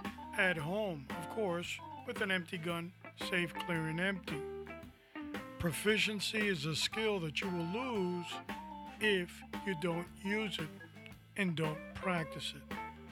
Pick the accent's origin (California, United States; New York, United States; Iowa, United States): New York, United States; New York City; now in Florida, United States; my hometown, Corona, Queens.